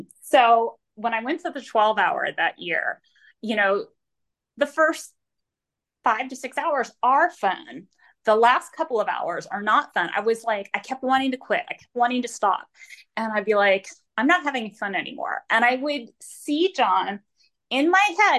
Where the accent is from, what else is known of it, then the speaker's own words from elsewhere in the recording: Florida, United States; moved away; I'm from Florida. And I ran in Florida for years and years and years